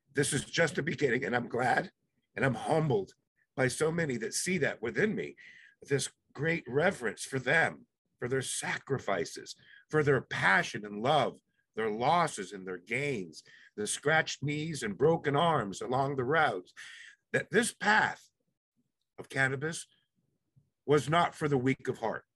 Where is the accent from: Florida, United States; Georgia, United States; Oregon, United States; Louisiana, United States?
Florida, United States; Palm Beach Gardens; also born or lived in Jamaica / Cuba; the community that I grew up in Palm Beach Gardens allowed me to be me